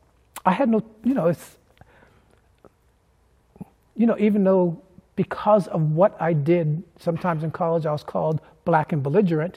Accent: Boston, Massachusetts, United States; growing up in Boston and going to a school outside your growing up neighborhood

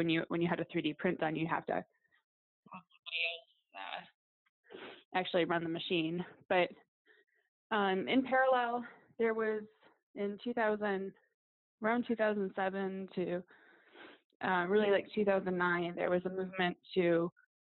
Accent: Detroit, Michigan, United States; I grew up in Detroit and worked in a factory

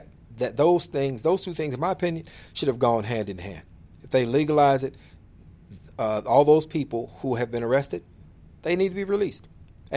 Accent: Illinois, United States; states like Illinois in particular, my home state

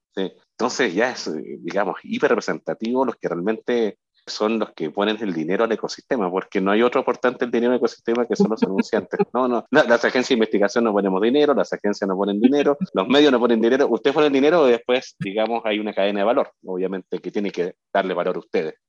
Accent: Chile; yo soy de Chile

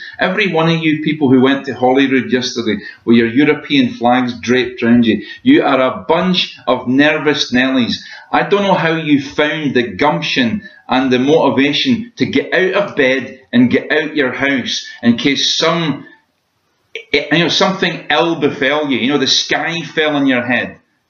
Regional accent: Scotland, United Kingdom

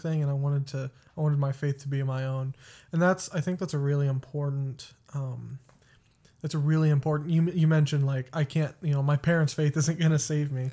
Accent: West Texas, United States; moved away; also born or lived in Colorado; I was born in Colorado and raised in Texas

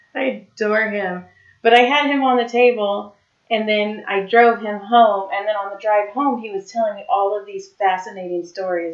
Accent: Madera, California, United States; moved away; I'm from Madera

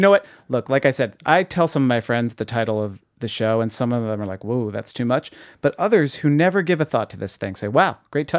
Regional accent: Boston, Massachusetts, United States; I'm a little familiar with Canton, Massachusetts, because I'm from the Boston area.

